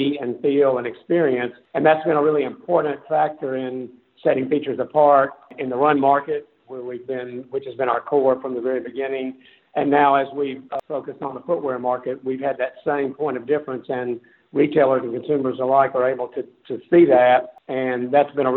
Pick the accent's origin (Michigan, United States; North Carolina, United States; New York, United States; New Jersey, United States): North Carolina, United States; hosiery/sock manufacturing business based there in North Carolina, in my hometown